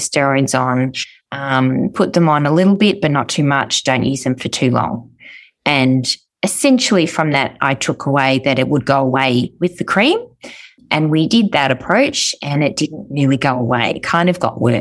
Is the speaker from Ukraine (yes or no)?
no; Melbourne, Victoria, Australia; I'm from Melbourne, Australia